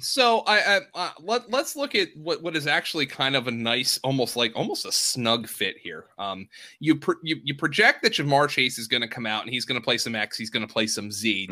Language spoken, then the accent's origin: English; Pennsylvania, United States; I'm from Pennsylvania